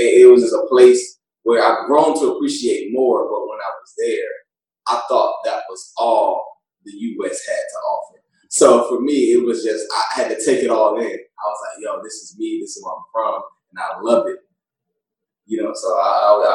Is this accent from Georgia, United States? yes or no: yes; Atlanta, Georgia, United States; my hometown